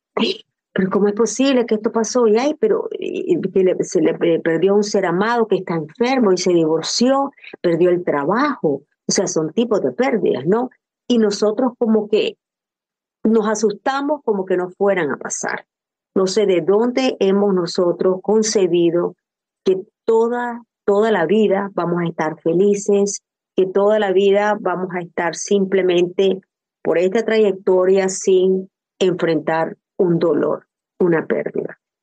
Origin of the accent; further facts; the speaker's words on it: Nicaragua; moved away; soy nicaragüense